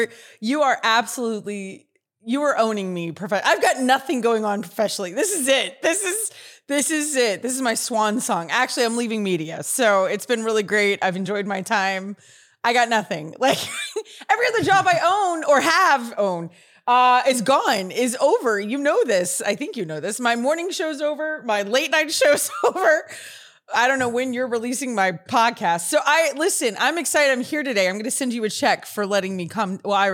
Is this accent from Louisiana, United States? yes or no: yes; Natchitoches, Louisiana, United States; born or raised there; now in Houston, United States